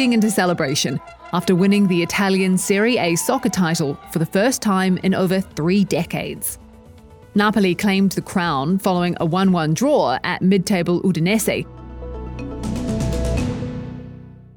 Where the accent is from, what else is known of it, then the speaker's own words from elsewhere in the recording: New Zealand; I'm Indigenous Māori from New Zealand.